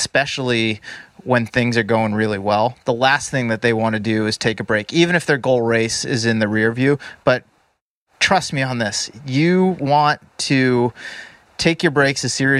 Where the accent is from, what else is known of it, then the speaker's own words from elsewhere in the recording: East Coast, United States; I mean, we're both from the East Coast originally.